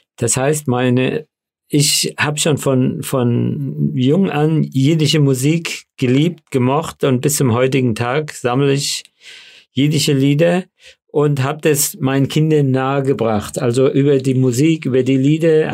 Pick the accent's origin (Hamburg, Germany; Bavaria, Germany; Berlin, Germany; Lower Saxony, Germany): Bavaria, Germany; Föhrenwald; accent: Hessisch ein bisschen eingefärbt; first language Yiddish; German is a second language; now in Frankfurt am Main, Germany; ich bin natürlich äh, äh, als Kind äh, in dem Lager aufgewachsen